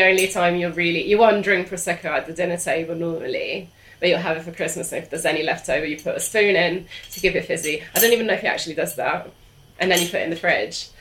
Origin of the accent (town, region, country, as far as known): Italy; English is a second language; moved away